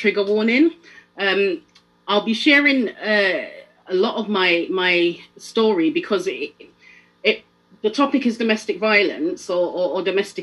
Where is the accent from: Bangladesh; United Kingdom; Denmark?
United Kingdom; London; also born or lived in Jamaica; I'm not from Sheffield, I'm from London